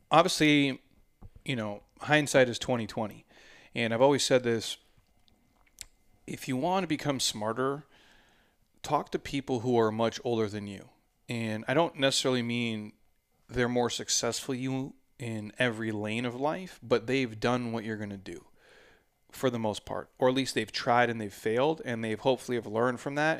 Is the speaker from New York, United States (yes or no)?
no; Minnesota, United States; now in Arizona, United States; I grew up in Minnesota